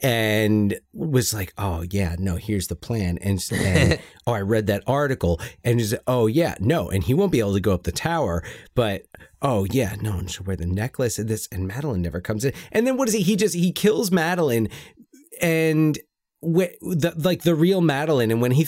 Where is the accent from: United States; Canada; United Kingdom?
United Kingdom; I'm British.